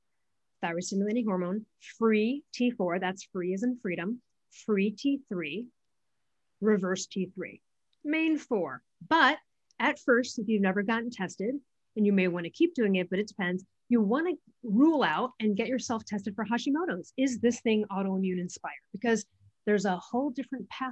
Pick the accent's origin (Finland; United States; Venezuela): United States; Midwest; I'm from the Midwest